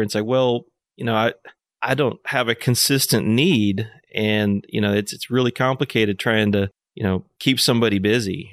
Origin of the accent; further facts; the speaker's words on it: Fayetteville, Arkansas, United States; also born or lived in Nashville, Tennessee; I was born in Fayetteville, so I'm, I'm hometown guy here.